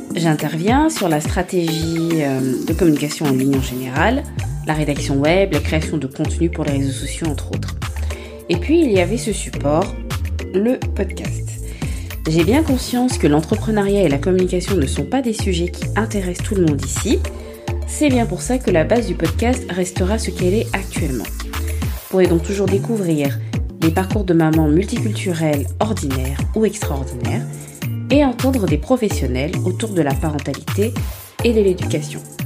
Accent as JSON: {"language": "French", "country": "Gabon", "tie": "born or raised there", "moved": "yes", "said": "je suis partie au Gabon avec ma petite famille et je me suis reconnectée avec moi-même. Trois ans sans mettre les pieds sur ma terre natale"}